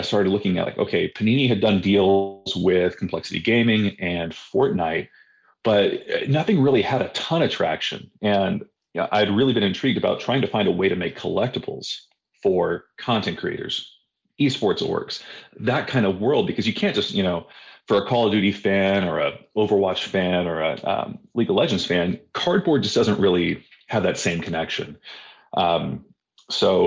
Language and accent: English; California, United States; also born or lived in Dallas, Texas; now in Virginia, United States; I live out in Virginia, down by the mountains. I used to live in Dallas, from California. So kind of just all over the country at this point.